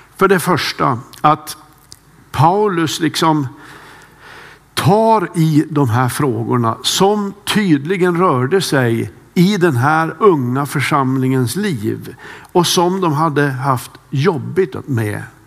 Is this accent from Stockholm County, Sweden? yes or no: no; Kramfors, Västernorrland County, Sweden; moved away; Jag har en äldre bror som bor kvar hemma i Kramfors